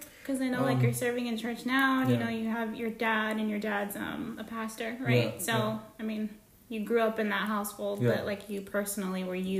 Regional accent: California, United States; moved away; I grew up in California

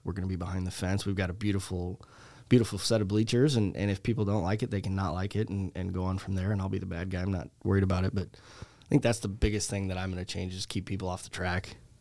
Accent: Lisle, Illinois, United States; moved away; I originally, uh, grew up in the suburbs of Chicago in Lyle.

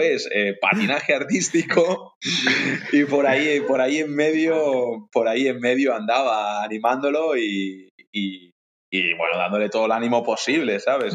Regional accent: Ibiza, Balearic Islands, Spain; soy de Ibiza concretamente

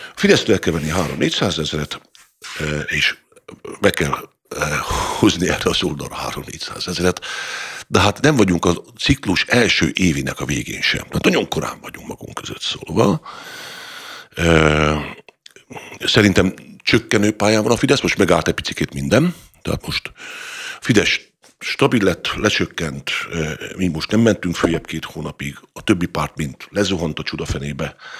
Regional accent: Hungary; büszke magyarként

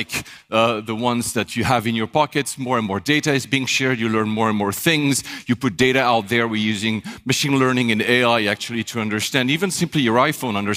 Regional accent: Switzerland; moved away as an adult; also born or lived in Japan / Manila, Philippines; I was born in Switzerland

